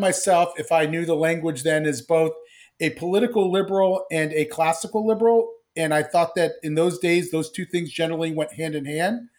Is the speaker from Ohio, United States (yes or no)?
yes; Columbus, Ohio, United States; I grew up in Columbus, Ohio to, in, in, uh, immigrant family